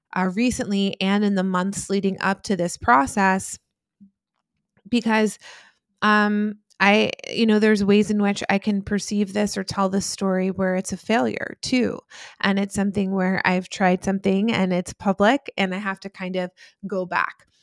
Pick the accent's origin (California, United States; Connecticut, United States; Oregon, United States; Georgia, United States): Georgia, United States; Atlanta; also born or lived in New Jersey / New York; I was born in New Jersey, uh, and I lived there until I was nine, and then that's when I moved to Atlanta with my mother